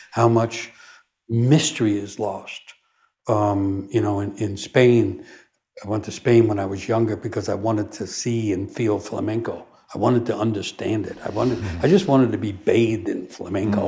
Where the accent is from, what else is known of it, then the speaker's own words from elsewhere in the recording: New York City, New York, United States; forlorn kid growing up in New York City